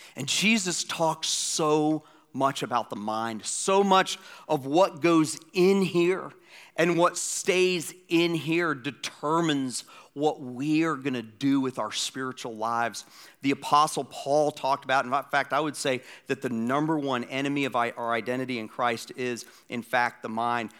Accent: Atlanta, Georgia, United States; moved away; my hometown, Atlanta, Georgia

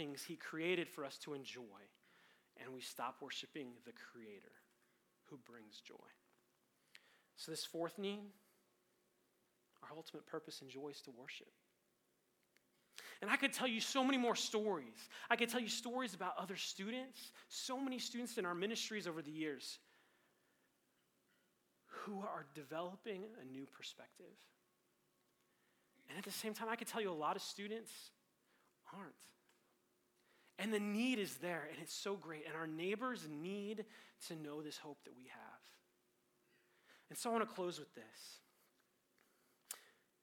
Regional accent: Colorado, United States; Growing up in Colorado

